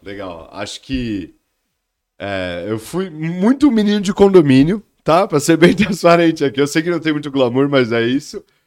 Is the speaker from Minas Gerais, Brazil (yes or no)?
no; São Paulo, Brazil; moved away as an adult; also born or lived in Belo Horizonte / United States; eu sou de São Paulo, capital, crescido na Zona Leste, no Tatuapé